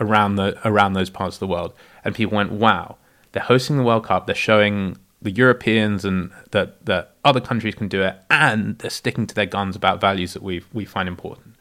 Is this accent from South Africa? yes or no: yes; South Africa; I was born in South Africa